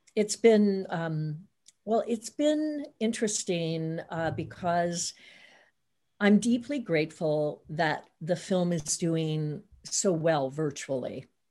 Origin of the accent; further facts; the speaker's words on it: Hannibal, Missouri, United States; moved away; I'm originally from Hannibal, Missouri, so a couple of hours away from the big city